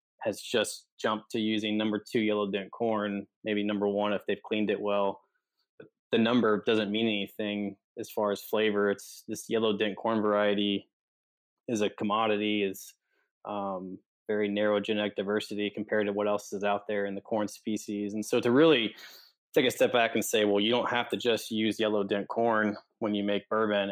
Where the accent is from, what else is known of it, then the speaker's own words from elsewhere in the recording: Kentucky, United States; moved away; also born or lived in Fort Worth; I grew up in Kentucky